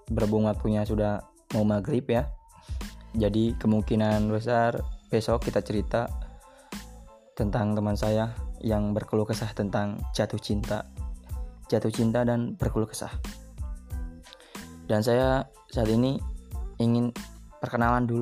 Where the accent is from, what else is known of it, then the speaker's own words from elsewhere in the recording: Surakarta, Central Java, Indonesia; born there; now in Karawang, Indonesia; saya lahir di Jawa yaitu di Solo. Saya tinggal di Karawang bersama keluarga saya